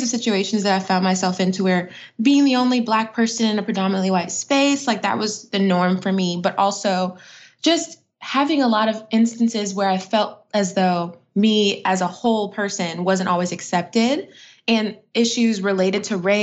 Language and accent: English; Atlanta, Georgia, United States; born or raised there; also born or lived in Brooklyn, New York